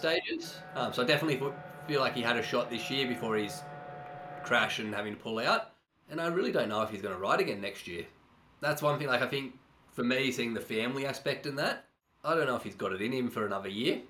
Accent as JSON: {"language": "English", "country": "Australia", "said": "I'm purely an Australian"}